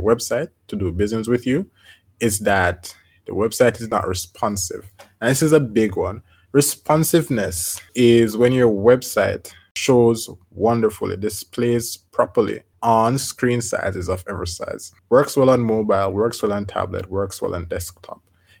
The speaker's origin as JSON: {"language": "English", "region": "Colorado", "country": "United States", "said": "Oh, this guy is also from Colorado. I am from Colorado. We're both Coloradans."}